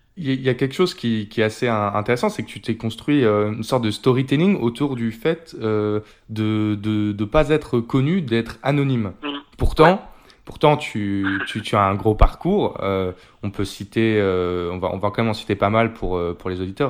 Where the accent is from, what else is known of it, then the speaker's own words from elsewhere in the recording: Normandy, France; je suis de Normandie.